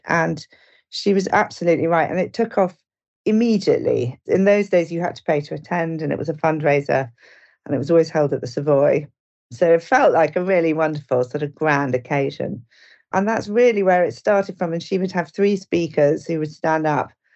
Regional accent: Suffolk, East of England, United Kingdom; also born or lived in Norwich; very lovely bucolic childhood in Suffolk. And I grew up on my dad's farm there

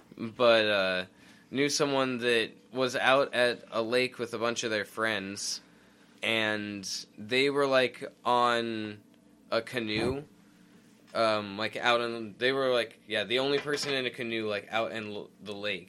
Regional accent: United States; We're American.

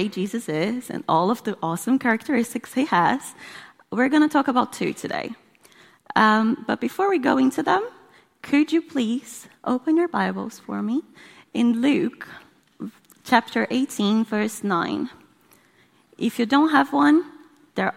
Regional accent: Brazil; moved away; in case you're trying to work out where my accent's from. I'm from Brazil.

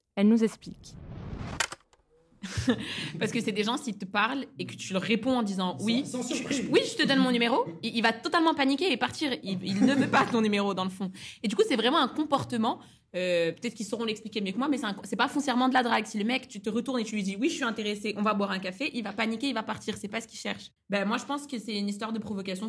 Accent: Toulouse, Occitania, France; J'ai 23 ans et je suis originaire de Toulouse.

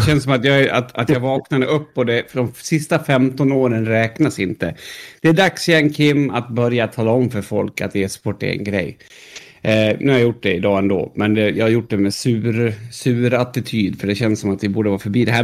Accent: Sweden; vill liksom inte säga att jag är svensk

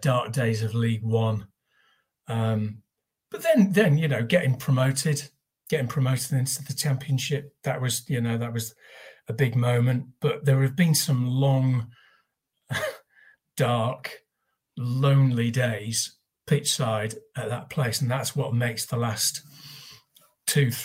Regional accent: North East England, United Kingdom; moved away as an adult; also born or lived in Manchester; now in Nottingham, United Kingdom; I went to school in the northeast

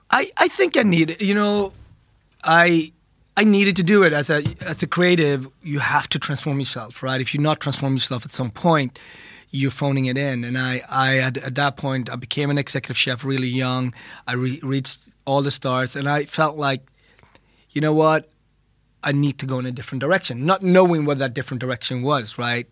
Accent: Ethiopia; I was born in Ethiopia, and our bread there is also a staple.

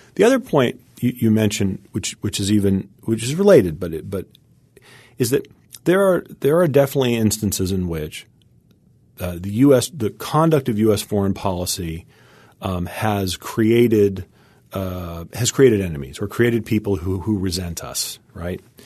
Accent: United States; As an American

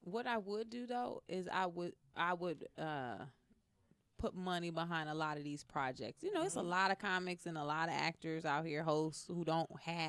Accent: Flint, Michigan, United States; From Michigan, Flint.

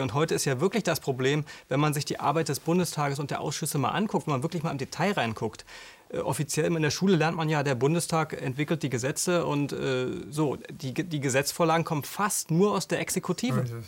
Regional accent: Mecklenburg-Vorpommern, Germany; bei uns in Mecklenburg

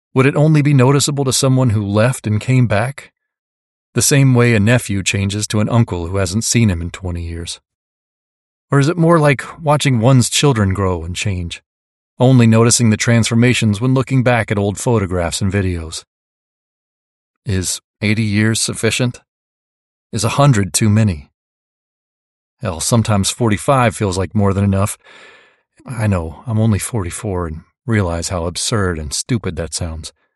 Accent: Mississippi, United States; now in Marin County, California, United States; I come from Mississippi. I invoke my Mississippi heritage

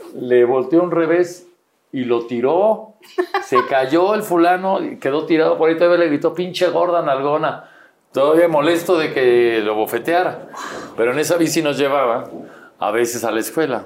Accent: Mexico City, Mexico; Y ahí, ahí fue donde nací, pero soy chilango.

